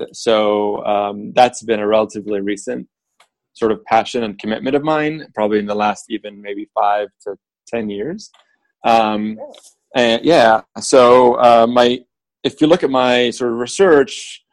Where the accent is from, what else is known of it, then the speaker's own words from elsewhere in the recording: Beirut, Beirut Governorate, Lebanon; also born or lived in Iowa; now in United States; I grew up in Beirut during civil war and ultimately left about halfway through the war